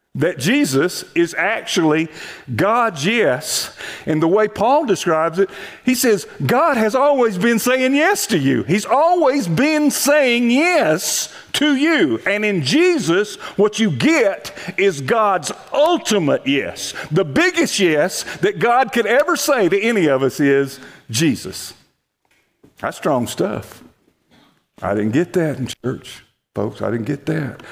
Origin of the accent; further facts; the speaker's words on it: Montgomery, Alabama, United States; now in Texas, United States; I'm actually from Alabama